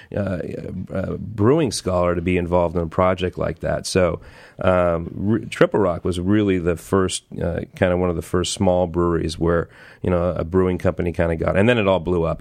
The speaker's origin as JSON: {"language": "English", "region": "Southern California", "country": "United States", "tie": "born or raised there", "moved": "as an adult", "said": "I grew up in Southern California"}